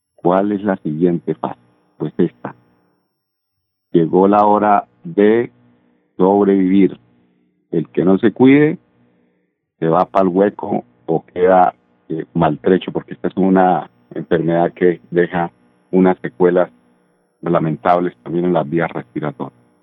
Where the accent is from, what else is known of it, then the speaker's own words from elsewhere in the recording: Colombia; De bobos, que somos los colombianos